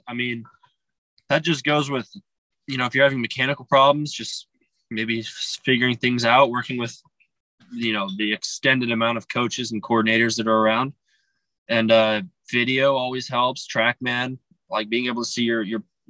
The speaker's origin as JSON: {"language": "English", "region": "Arizona", "country": "United States", "tie": "born or raised there", "said": "I grew up in Arizona"}